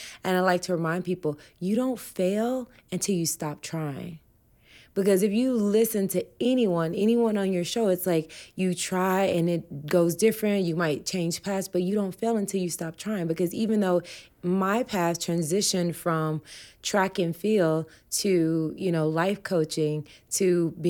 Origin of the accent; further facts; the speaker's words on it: the South, United States; and I'm from the South, and no one in my family is plant-based